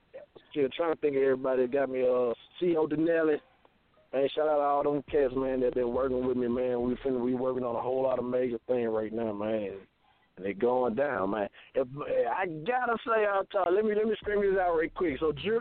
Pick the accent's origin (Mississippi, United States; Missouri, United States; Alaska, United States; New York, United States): Mississippi, United States; Tunica; my hometown, Tunica, man.